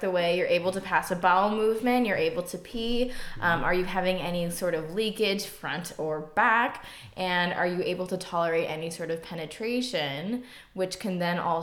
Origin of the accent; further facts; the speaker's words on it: Chicago suburbs, Illinois, United States; moved away; also born or lived in St. Louis, Missouri; I grew up in the Chicago suburbs